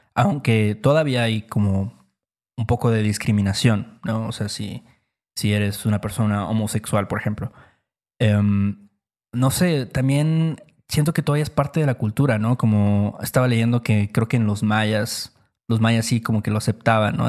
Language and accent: Spanish; Veracruz, Mexico; nosotros somos de Veracruz